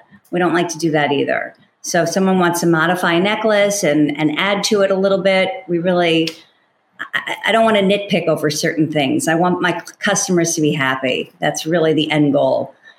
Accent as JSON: {"language": "English", "region": "New York", "country": "United States", "said": "I'm a New Yorker."}